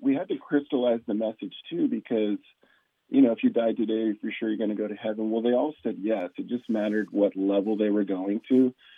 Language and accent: English; San Diego, California, United States; a native of California, I was born and raised in San Diego